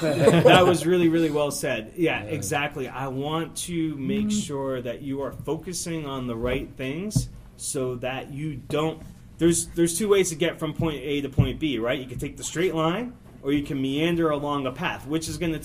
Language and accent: English; Springfield, Massachusetts, United States; moved away as an adult; also born or lived in San Diego, California / Brooklyn, New York / West Hartford, Connecticut / Longmeadow, Massachusetts; I grew up in Massachusetts. So I was born in San Diego. I spent 3 years in Brooklyn, New York, to West Hartford, to Springfield, Mass, for most of my kid life, and Longmeadow, Massachusetts